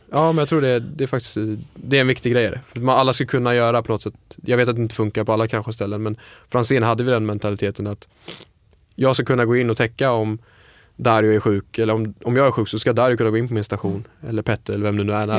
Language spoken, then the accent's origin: Swedish; Falkenberg, Halland County, Sweden; moved away; also born or lived in Stockholm / Copenhagen; jag är kock, eh, började i ung ålder, jag är från Falkenberg